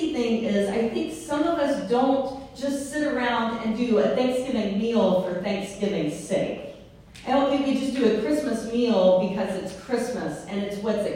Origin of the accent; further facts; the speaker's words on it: the South, United States; I'm from the South